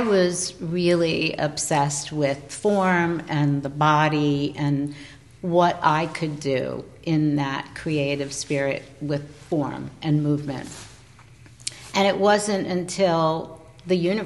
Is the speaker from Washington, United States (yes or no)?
no; New York City, New York, United States; being a New Yorker and living in New York City